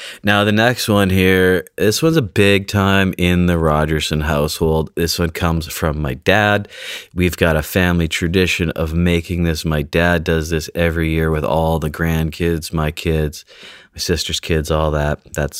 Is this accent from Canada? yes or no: yes; British Columbia, Canada; I grew up on Vancouver Island, about 10 minutes south of a city called Nanaimo, which apparently that's where these come from.